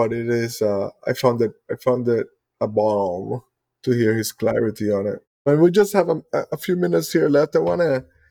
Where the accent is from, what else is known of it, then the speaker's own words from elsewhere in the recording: Puerto Rico; I come from the, we call it the last colony on Earth